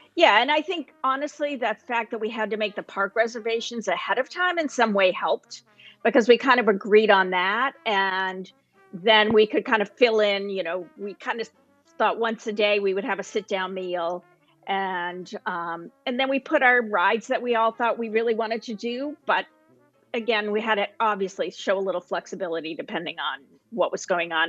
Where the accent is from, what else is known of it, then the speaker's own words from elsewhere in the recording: Portland, Maine, United States; I'm from the Portland, Maine area, which is the southern part of Maine.